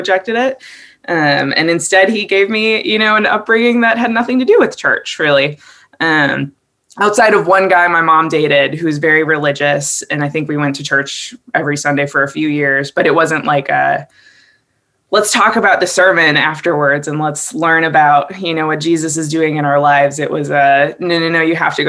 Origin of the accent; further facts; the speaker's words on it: Wisconsin, United States; I grew up in Wisconsin